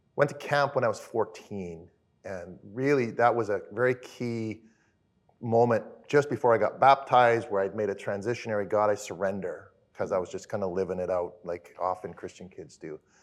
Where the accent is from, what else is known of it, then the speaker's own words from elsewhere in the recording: Alberta, Canada; I grew up in Alberta, different places